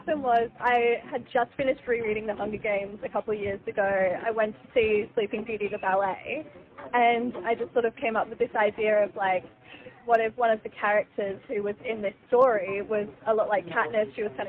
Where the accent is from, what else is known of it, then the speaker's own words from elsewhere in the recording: Sunshine Coast, Queensland, Australia; also born or lived in New Zealand; So I grew up on the Sunshine Coast. I was born in New Zealand, but I moved here when I was a baby.